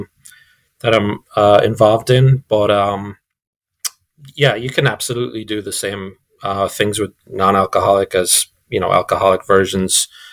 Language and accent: English; Ireland; moved away; I'm European and I didn't know that I'm Irish